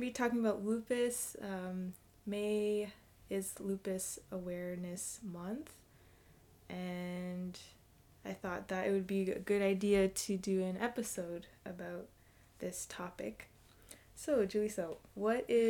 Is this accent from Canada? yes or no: yes; Ontario, Canada; I'm hailing from Ontario, Canada, with roots in Jamaica, West Africa, and India